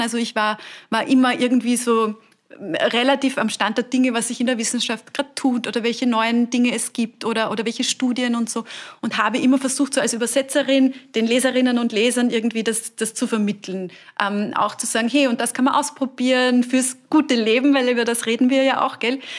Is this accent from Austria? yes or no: yes; Burgenland, Austria; moved away; ich komme aus dem Burgenland ursprünglich, bei uns